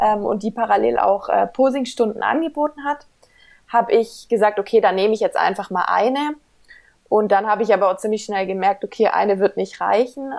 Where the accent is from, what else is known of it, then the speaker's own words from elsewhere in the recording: Ludwigsburg, Baden-Württemberg, Germany; ich komme aus Ludwigsburg